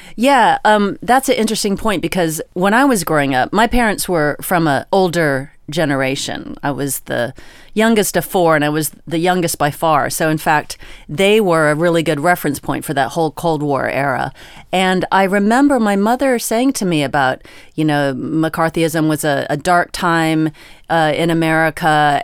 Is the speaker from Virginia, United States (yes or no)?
yes; Virginia, United States; I am from Virginia